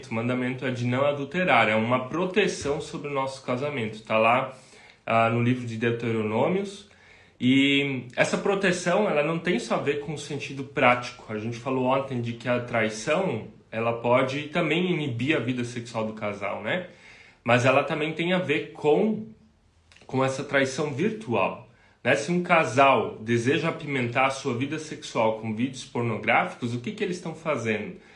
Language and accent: Portuguese; Rio dos Cedros, Santa Catarina, Brazil; nós somos aqui do sul do Brasil, de Santa Catarina, uma cidadezinha chamada Rio dos Cedros, é do lado de Blumenau, talvez muitos não conheçam ainda.